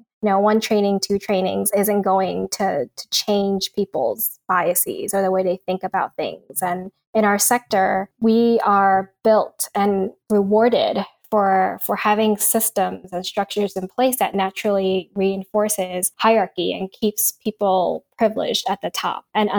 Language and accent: English; East Coast, United States; now in California, United States; because one of the things about growing up on the East Coast that's very different from out here in California is